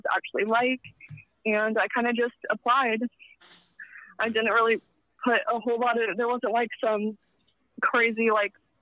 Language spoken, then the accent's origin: English; Dayton, Ohio, United States; moved away as an adult; now in Cincinnati area, United States; when I graduated high school, I moved down here towards Cincinnati from Dayton, which is only about an hour difference.